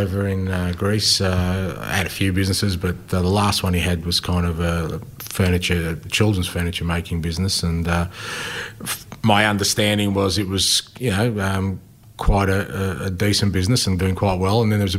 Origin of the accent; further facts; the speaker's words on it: Australia; just a little bit, I guess, about me and how growing up in Australia and loving, you know, a game that's sometimes been an outsider, how it sort of shaped me.